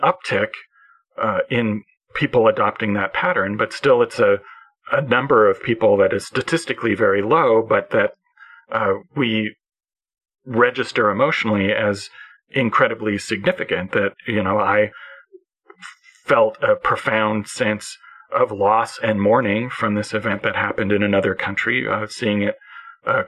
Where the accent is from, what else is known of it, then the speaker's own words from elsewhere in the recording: Canada; as a Canadian